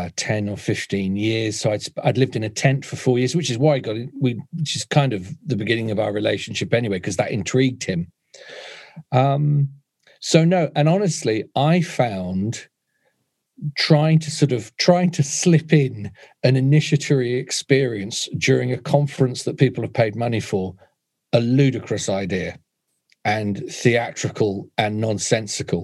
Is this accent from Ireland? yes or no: no; United Kingdom; moved away; I'm not raised initially within the Bly slipstream because I'm British